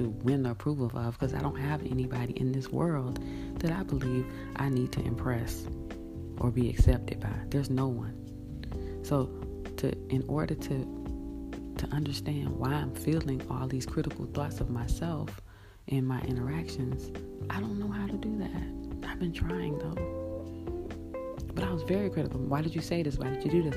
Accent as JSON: {"language": "English", "region": "Florida", "country": "United States", "tie": "born or raised there", "said": "when I was growing up in Florida"}